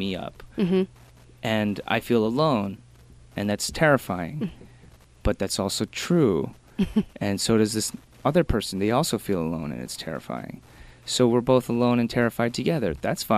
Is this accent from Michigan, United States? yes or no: yes; Michigan, United States; moved away; I'm from Michigan, so we had like a couple, maybe like 100,000 Korean people